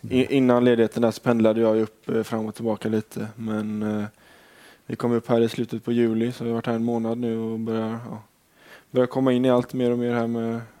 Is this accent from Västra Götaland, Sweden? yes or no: yes; Gothenburg, Västra Götaland, Sweden; moved away; jag har varit hemma i Göteborg